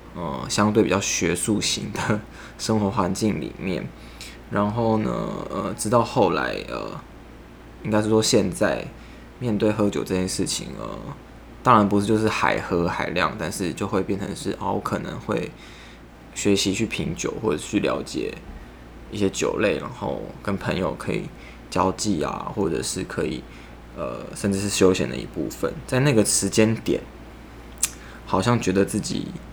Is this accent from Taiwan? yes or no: yes; Taiwan; 我是台湾人